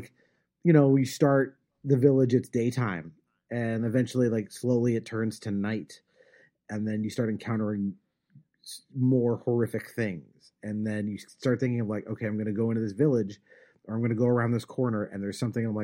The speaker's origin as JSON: {"language": "English", "region": "California", "country": "United States", "tie": "born or raised there", "said": "someone who was born and raised in California, it's embarrassing that how little Spanish I know."}